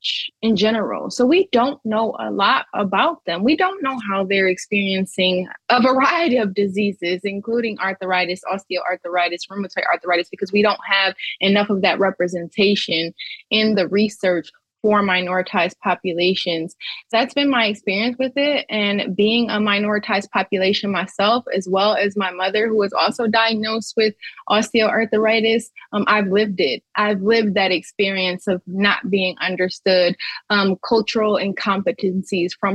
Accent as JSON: {"language": "English", "town": "Pontiac", "region": "Michigan", "country": "United States", "said": "I'm originally from Pontiac, Michigan"}